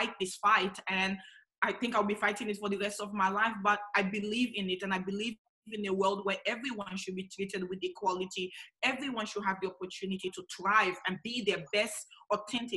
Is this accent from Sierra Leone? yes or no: yes; Sierra Leone; also born or lived in Australia; now in Adelaide, Australia; I was born in Sierra Leone in the west of Africa